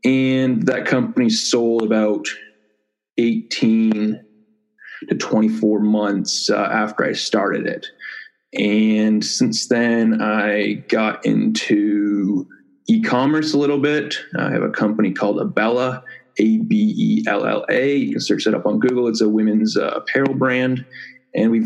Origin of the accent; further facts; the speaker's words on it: Toronto, Ontario, Canada; I say I'm from Toronto, but I wasn't actually born there. I live about an hour and a half outside of Toronto.